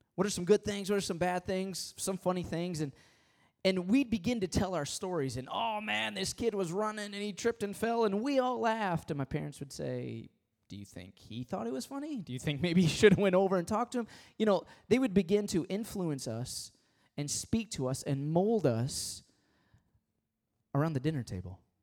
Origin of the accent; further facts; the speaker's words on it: Michigan, United States; I was born and raised in Michigan